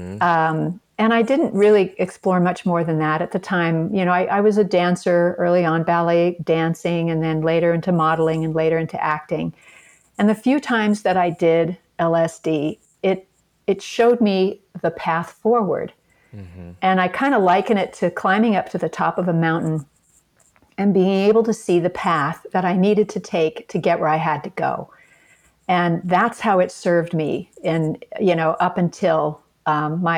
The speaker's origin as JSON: {"language": "English", "town": "Seattle", "region": "Washington", "country": "United States", "tie": "born or raised there", "said": "I grew up in Seattle, Washington"}